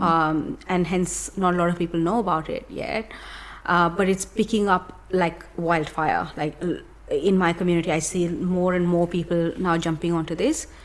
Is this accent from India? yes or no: yes; India; moved away; grew up in India